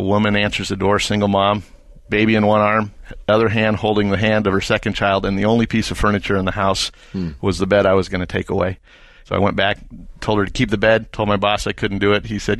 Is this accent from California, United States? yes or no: yes; Oroville, California, United States; Born and raised in California. Never lived in one city more than about 4 years until after graduating college. But the town I consider my hometown is a small Northern California town called Oroville.